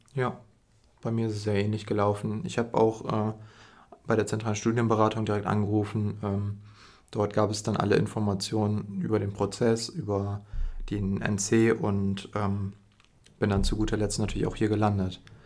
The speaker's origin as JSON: {"language": "German", "town": "Emden", "region": "Lower Saxony", "country": "Germany", "tie": "born or raised there", "said": "ich bin auch in Emden aufgewachsen, das heißt, ich bin ein Lokaler"}